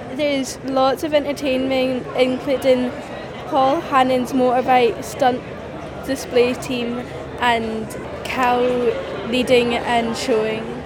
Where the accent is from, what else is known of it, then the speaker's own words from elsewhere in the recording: Dumfries and Galloway, Scotland, United Kingdom; I'm 11 years old, and I'm from Shinar, Scotland.